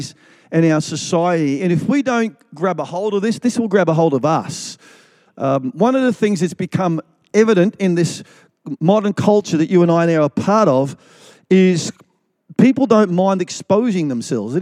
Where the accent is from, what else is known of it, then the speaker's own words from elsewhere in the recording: Melbourne, Victoria, Australia; I grew up in Melbourne, in the eastern suburbs of Victoria, of Melbourne